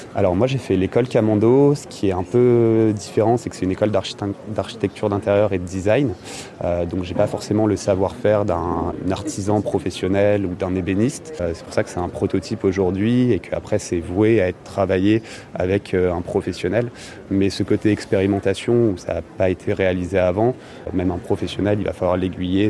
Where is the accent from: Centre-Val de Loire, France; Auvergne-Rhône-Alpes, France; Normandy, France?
Normandy, France; Le Havre; je suis originaire du Havre. J'ai beaucoup été baigné dans le, dans le sport nautique.